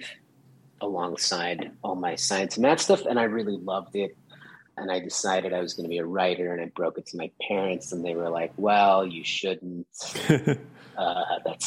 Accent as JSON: {"language": "English", "town": "Brookfield", "region": "Wisconsin", "country": "United States", "tie": "born or raised there", "moved": "yes", "said": "I grew up in Brookfield, Wisconsin, which is a kind of suburb of Milwaukee"}